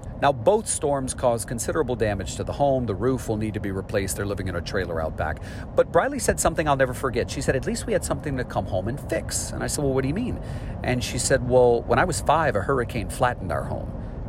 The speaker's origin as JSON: {"language": "English", "region": "Louisiana", "country": "United States", "said": "I'm from Louisiana, and we're used to hurricanes"}